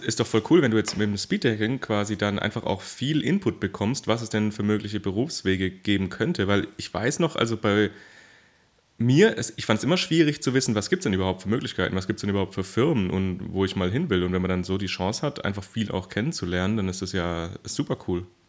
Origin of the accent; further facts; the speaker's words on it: Baden-Württemberg, Germany; ich komme ja auch quasi aus dem Großraum, äh, also in Baden-Württemberg